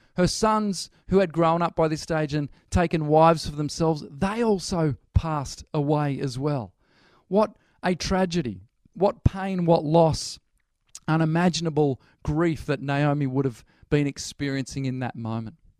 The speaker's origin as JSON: {"language": "English", "town": "Newcastle", "region": "New South Wales", "country": "Australia", "moved": "as an adult", "lives_now": "Birmingham, United Kingdom", "said": "originally, we're from Newcastle."}